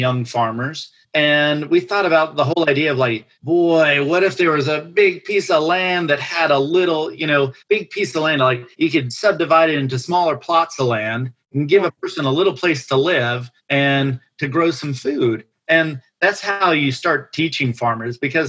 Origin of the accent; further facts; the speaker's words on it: Atlanta, Georgia, United States; moved away as an adult; also born or lived in Boston / Portland, Oregon; I'm from Atlanta